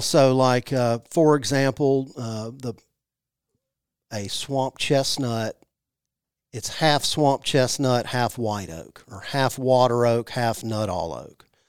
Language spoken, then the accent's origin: English; Jackson, Mississippi, United States; I grew up in Jackson, Missi-, Mississippi.